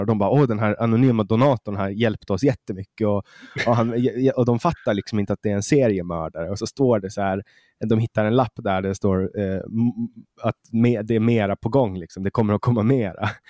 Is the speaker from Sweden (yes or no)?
no; Åland Islands; Jag skulle säga ålänning